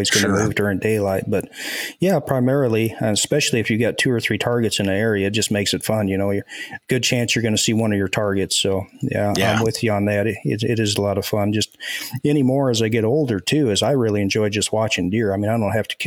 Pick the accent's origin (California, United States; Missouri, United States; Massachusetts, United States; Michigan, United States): Michigan, United States; moved away as an adult; now in Iowa, United States; I'm actually from Michigan. I was raised there in Michigan, hunted public land there a lot until I was 27